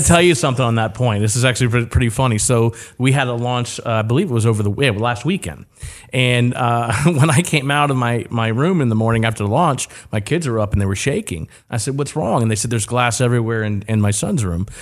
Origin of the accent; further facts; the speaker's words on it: Port Orange, Florida, United States; also born or lived in Orlando; now in Titusville, United States; born and raised in Port Orange area